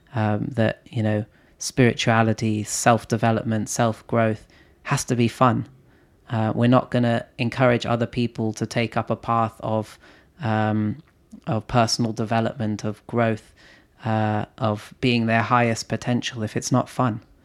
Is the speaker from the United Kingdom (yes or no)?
yes; London, United Kingdom; I grew up in London